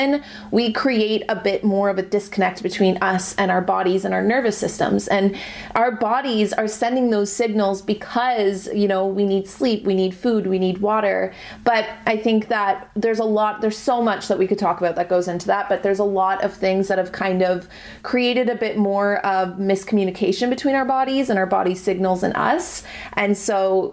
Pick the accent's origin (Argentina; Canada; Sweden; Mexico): Canada; I'm Canadian